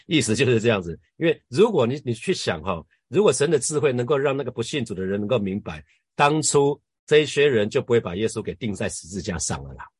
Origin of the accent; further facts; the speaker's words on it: Hsinchu, Taiwan; 我们新竹老家后面，呃，离，离我们家非常近的一两分钟的一个妈祖庙